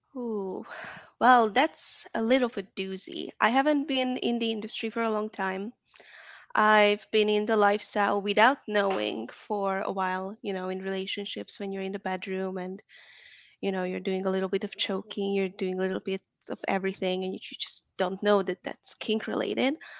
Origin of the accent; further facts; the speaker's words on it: Hungary; also born or lived in Atlanta, Georgia, United States; now in Dallas, United States; I'm from Hungary, Eastern Europe